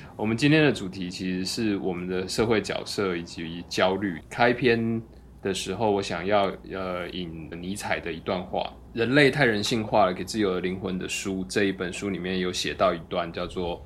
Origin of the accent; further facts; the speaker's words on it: Kaohsiung, Taiwan; 然后跟小时候在高雄喝的情境又串起来